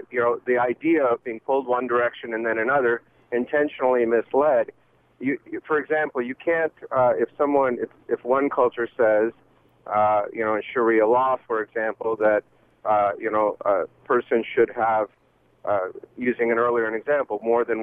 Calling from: London, Ontario, Canada; Uh, I'm actually on the road uh, around London right now in Ontario.

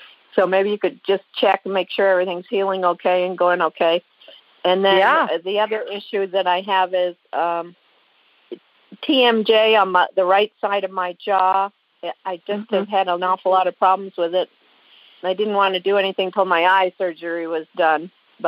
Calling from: Alaska, United States; I'm calling from Alaska.

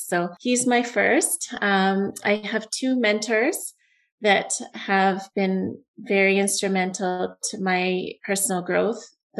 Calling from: Alberta, Canada; I'm in Alberta, Canada.

